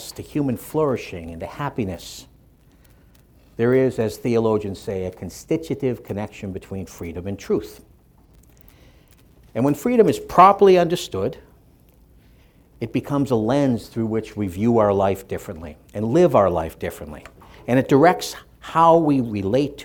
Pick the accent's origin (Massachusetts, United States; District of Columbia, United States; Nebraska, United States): Massachusetts, United States; Boston; When I was a little boy growing up in Dorchester, Massachusetts, and you can still tell the accent